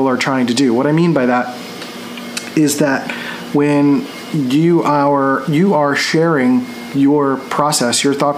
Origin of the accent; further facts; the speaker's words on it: Philadelphia, Pennsylvania, United States; moved away; also born or lived in San Diego; I grew up in Philly, which is very like aggressive and very like out there